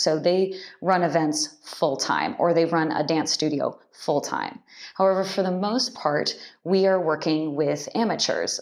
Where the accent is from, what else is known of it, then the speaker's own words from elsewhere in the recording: just outside of the Bay Area, California, United States; also born or lived in Irvine, California / Japan; I grew up in California, just outside of the Bay Area